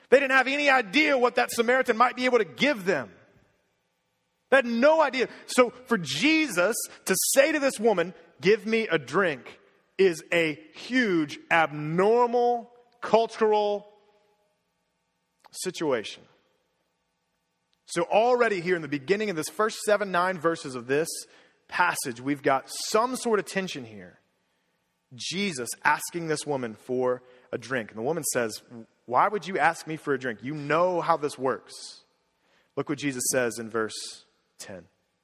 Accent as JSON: {"language": "English", "town": "Cincinnati", "region": "Ohio", "country": "United States", "tie": "born or raised there", "said": "I grew up in Cincinnati, Ohio"}